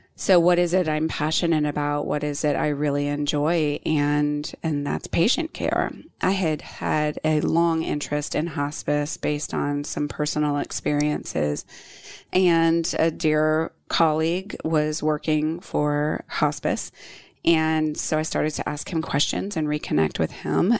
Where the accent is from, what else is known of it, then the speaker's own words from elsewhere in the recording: Virginia Beach, Virginia, United States; moved away as an adult; now in Charlotte, United States; close to where I grew up in Virginia Beach